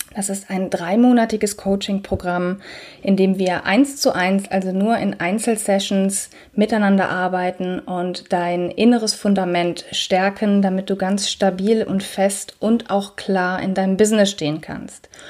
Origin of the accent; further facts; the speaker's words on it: Cologne, North Rhine-Westphalia, Germany; ich unterrichte ja auch Yoga hier in Köln in meiner Heimatstadt